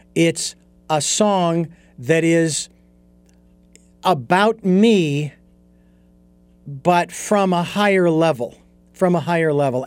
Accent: Phoenix, Arizona, United States; moved away as an adult; now in Santa Barbara, United States; I was born and raised in Phoenix, Arizona.

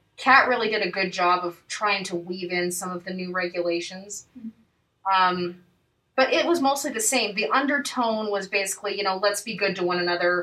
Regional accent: Utah, United States; also born or lived in Boston; I grew up here in Utah.

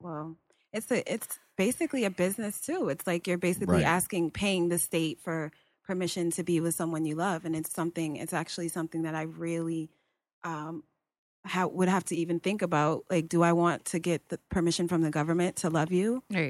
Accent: Bridgeport, Connecticut, United States; I came into this world in Bridgeport Hospital.

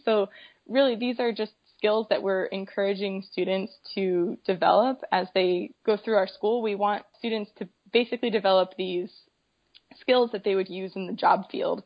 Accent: Colorado, United States; I'm from a landlocked state. I'm from Colorado, so nowhere near the ocean, but growing up I had a lot of great opportunities

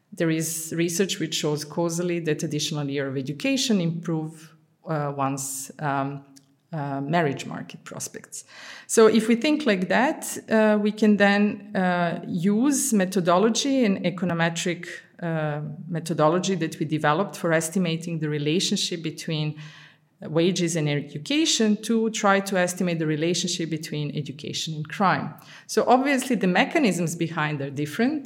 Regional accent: Serbia; moved away as an adult; also born or lived in Budapest, Hungary / Amsterdam, Netherlands / London, United Kingdom; now in Antwerp, Belgium; I'm originally from Yugoslavia. So I was born in Yugoslavia

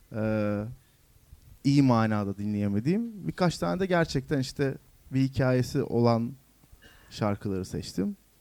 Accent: Yalova, Turkey; Ben Yalova'da büyüdüm.

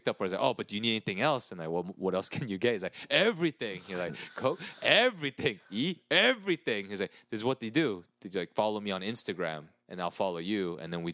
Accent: Diamond Bar, California, United States; I grew up in Diamond Bar

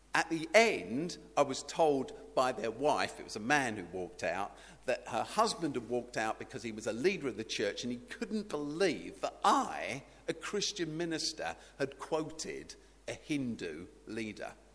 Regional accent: United Kingdom; somebody who's British

